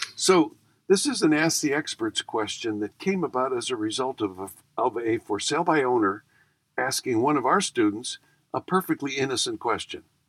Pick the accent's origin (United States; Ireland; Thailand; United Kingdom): United States; Buffalo, New York; I grew up in Buffalo, and Buffalo's essentially the Midwest